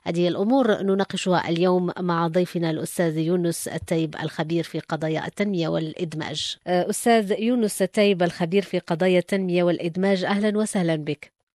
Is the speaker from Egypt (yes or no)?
no; Morocco; يحق لنا أن نفتخر اليوم كمغاربة